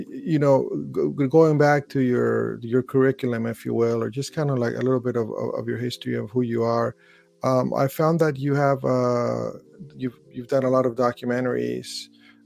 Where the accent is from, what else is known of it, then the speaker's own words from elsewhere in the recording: California, United States; also born or lived in Brooklyn; being Californian